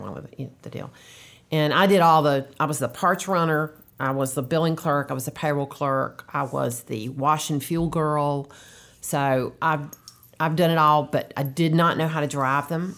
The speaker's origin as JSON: {"language": "English", "town": "Durham", "region": "North Carolina", "country": "United States", "tie": "born or raised there", "also_born_or_lived": "Charlotte, North Carolina / Wake Forest, North Carolina", "accent": "Southern", "said": "I was born in Charlotte, and then I grew up most of my life in Durham"}